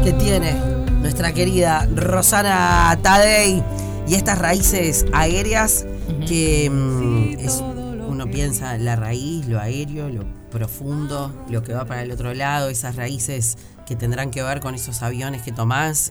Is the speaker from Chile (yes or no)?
no; Uruguay; somos los uruguayos